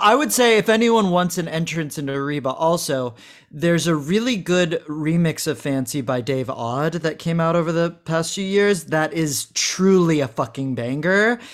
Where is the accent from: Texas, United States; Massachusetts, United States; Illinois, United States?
Texas, United States; Houston; I'm from Houston